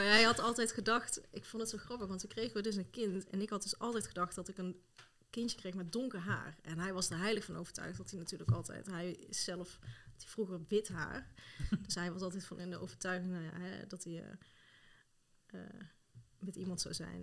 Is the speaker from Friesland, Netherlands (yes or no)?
no; Tilburg, North Brabant, Netherlands; moved away as an adult; also born or lived in Rotterdam / Amsterdam / Zutphen; now in Voorst, Netherlands; Ik kom zelf uit Tilburg, ben daar geboren en getogen